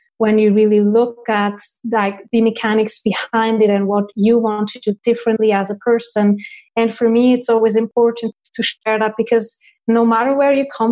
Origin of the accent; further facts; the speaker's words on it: Switzerland; I was born in Switzerland and I have 5 siblings, 4 sisters and 1 brother